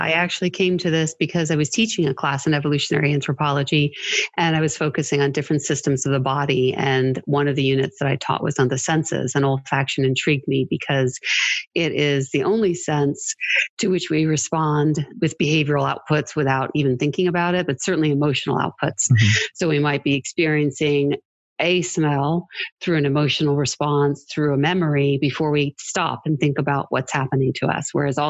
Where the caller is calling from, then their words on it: Lexington, Kentucky, United States; Lexington, Kentucky, where it's currently snowing.